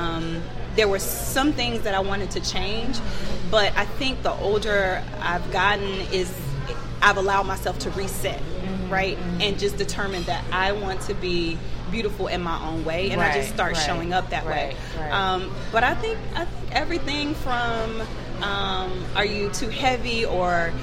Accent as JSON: {"language": "English", "region": "Alabama", "country": "United States", "moved": "yes", "lives_now": "Atlanta, United States", "said": "I'm originally from Alabama, but I've been in Atlanta for about the last 18 years."}